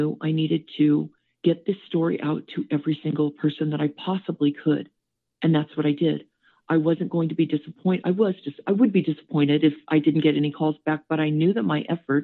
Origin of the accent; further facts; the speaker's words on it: Southern California, United States; moved away as an adult; also born or lived in Whittier, California; now in Las Vegas, United States; I was actually born in Whittier, so outside of Los Angeles. I grew up in Southern California